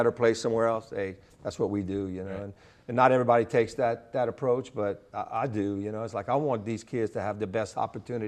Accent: Lafayette, Louisiana, United States; being in my hometown

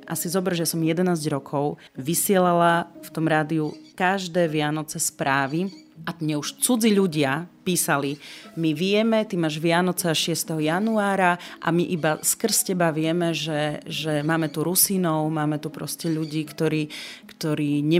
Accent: eastern Slovakia, Slovakia; Zobrala som kamarátov z Bratislavy, z rôznych častí Slovenska k nám domov na východ, pretože chceli vidieť, odkiaľ som, odkiaľ pochádzam, kde som vyrastala.

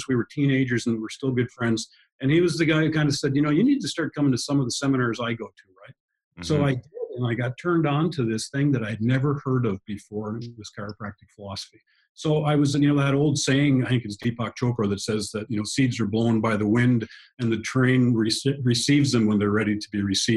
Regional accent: Canada; moved away; I grew up in Canada, so hockey was kind of my game

